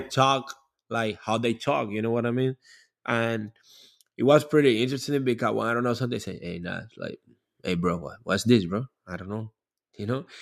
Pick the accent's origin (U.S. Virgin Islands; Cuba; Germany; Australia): Cuba; English is a second language; now in Miami, United States; when I was growing up in Cuba